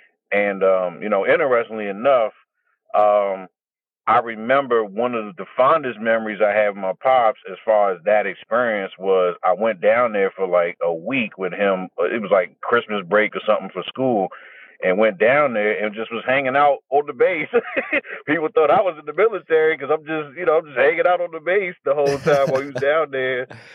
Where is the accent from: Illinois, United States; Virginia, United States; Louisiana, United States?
Virginia, United States; Fort Belvoir; So, I was born in Fort Belvoir, Virginia. Both of my parents are Marines.